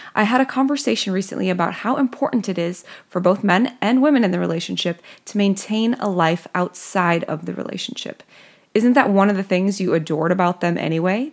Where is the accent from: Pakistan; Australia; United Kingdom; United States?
United States; Midwest; accent: Midwestern; my Midwestern accent